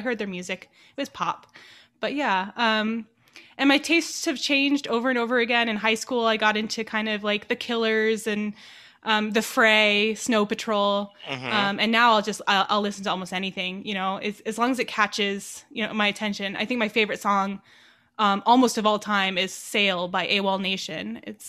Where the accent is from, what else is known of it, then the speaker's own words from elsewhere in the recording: Los Angeles, California, United States; I was born and raised in Los Angeles, California, and spent most of my time in a little kind of suburb in Los Angeles called Chatsworth.